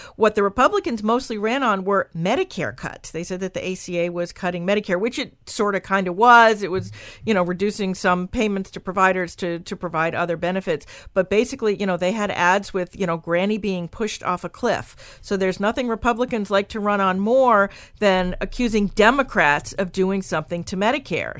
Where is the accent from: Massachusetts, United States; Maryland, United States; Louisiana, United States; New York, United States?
Maryland, United States; my home state of Maryland